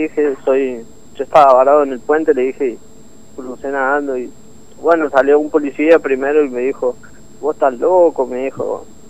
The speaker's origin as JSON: {"language": "Spanish", "region": "Córdoba", "country": "Argentina", "moved": "as an adult", "lives_now": "Formosa, Argentina", "said": "en realidad yo soy de Córdoba, pero hace tres años que vivo acá en Formosa, en Capital"}